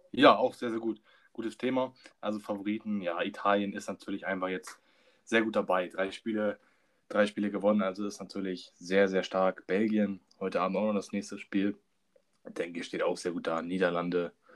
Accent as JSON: {"language": "German", "country": "Germany", "said": "als Deutscher"}